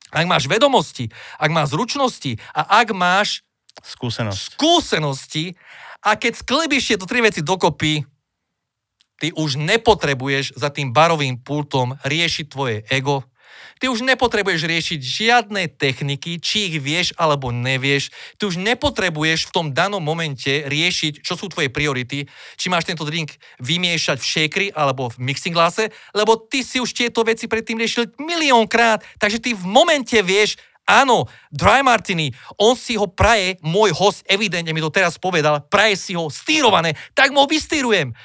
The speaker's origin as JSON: {"language": "Slovak", "country": "Slovakia", "said": "som barman zo Slovenska"}